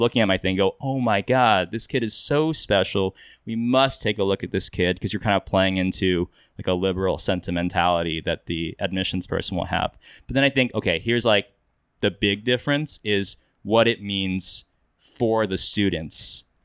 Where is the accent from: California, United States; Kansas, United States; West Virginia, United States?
Kansas, United States; now in Los Angeles, United States; I grew up in Kansas, um, now I live in L A, I do film